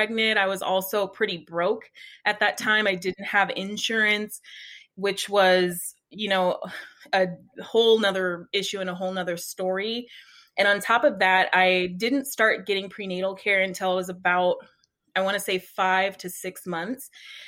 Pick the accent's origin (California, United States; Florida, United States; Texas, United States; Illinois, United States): California, United States; Oakland; moved away as an adult; now in Phoenix, United States; we're actually from Oakland, California, born and raised. And then we moved out here to Phoenix about six years ago.